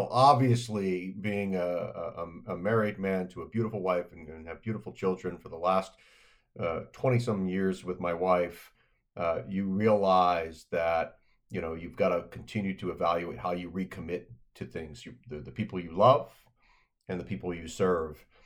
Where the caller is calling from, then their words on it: Annapolis, Maryland, United States; I'm dialing in from Annapolis, Maryland, from my home office